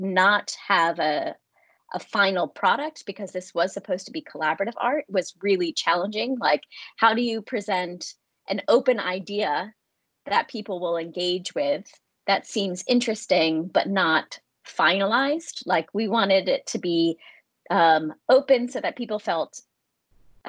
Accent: United States; moved away as an adult; now in London, United Kingdom; I'm from the United States

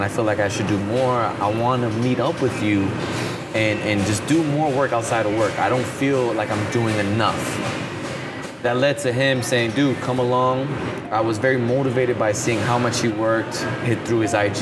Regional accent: Chicago, Illinois, United States; also born or lived in Texas; I was born in Texas, raised in Chicago, Southside

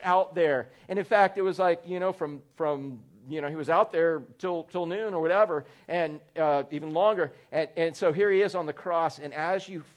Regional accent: Orlando, Florida, United States; I was growing up in Orlando

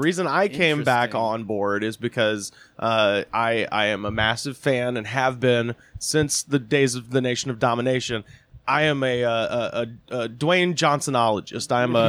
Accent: Auburn, Alabama, United States; I grew up in Auburn, Alabama

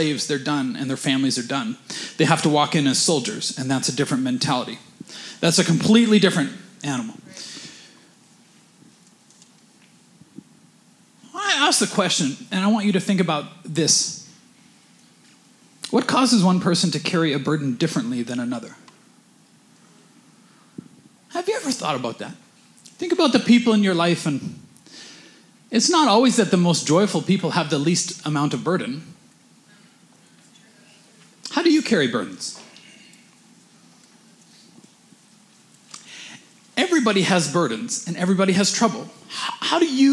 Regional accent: Canada; we're Canadian

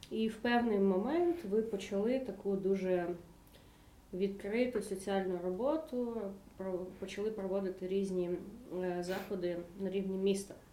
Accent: Ukraine; Доброго вечора, ми з України.

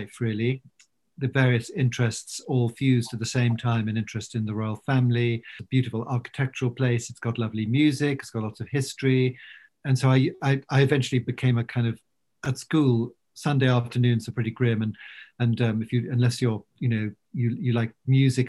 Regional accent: London, United Kingdom; also born or lived in Wiltshire; I was brought up partly in London and partly in Wiltshire.

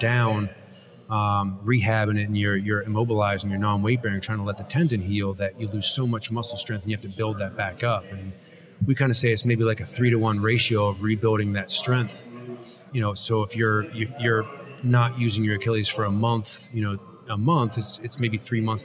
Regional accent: Pennsylvania, United States; moved away as an adult; also born or lived in New York City; now in South Jersey, United States; I'm from Pennsylvania

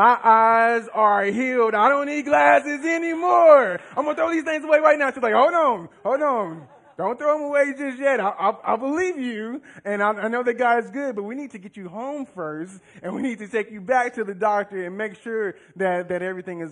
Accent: Louisiana, United States; moved away as an adult; now in Northwest Arkansas, United States; I'm not from here. I'm from Louisiana. And so I moved here around 3.5-4 years ago.

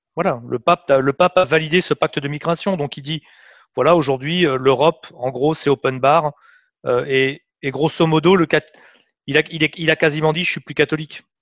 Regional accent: France; en tant que Français

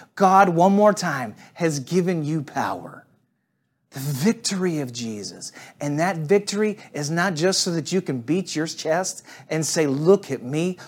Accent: St. Louis, Missouri, United States; now in Atlanta, United States; I talk about Saint Louis a fair amount. I'm one of those people that's kinda crazy about where they're from

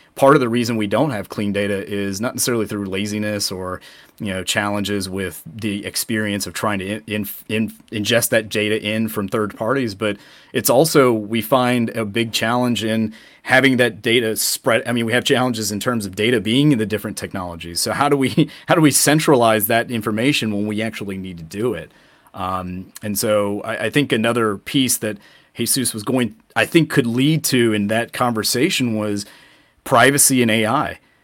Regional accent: Atlanta, Georgia, United States; we are both from Atlanta

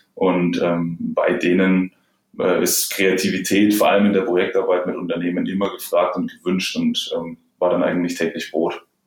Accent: Germany; Bei uns in Deutschland

